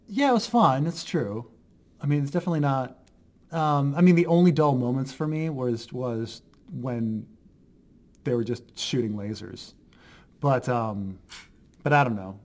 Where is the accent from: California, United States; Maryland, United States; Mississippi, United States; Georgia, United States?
Maryland, United States; Baltimore; I'm from Baltimore